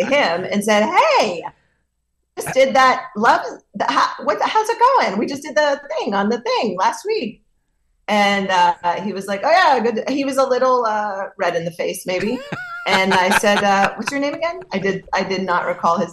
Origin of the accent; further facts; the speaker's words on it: New York, United States; I'm a New Yorker